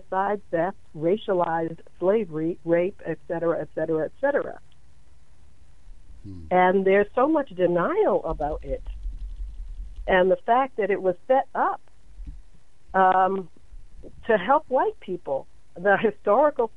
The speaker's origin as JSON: {"language": "English", "town": "New York City", "region": "New York", "country": "United States", "tie": "born or raised there", "said": "I was raised in New York"}